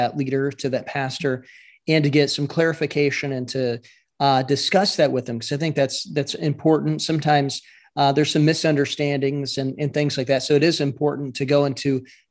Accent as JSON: {"language": "English", "region": "Iowa", "country": "United States", "said": "I'm from Iowa"}